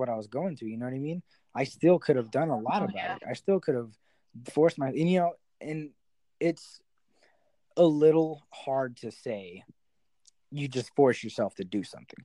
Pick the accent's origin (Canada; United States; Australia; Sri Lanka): United States; New Mexico; also born or lived in Houston; I moved back home to New Mexico, where I'm from